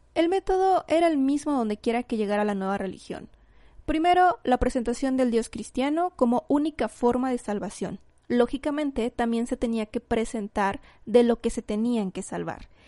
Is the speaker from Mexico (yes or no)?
yes; Mexico; aquí en, en mi país, aquí en México